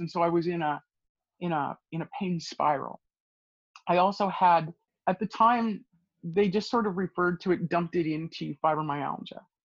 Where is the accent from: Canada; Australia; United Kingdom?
Canada; Edmonton, Alberta; I grew up in the Edmonton area in Alberta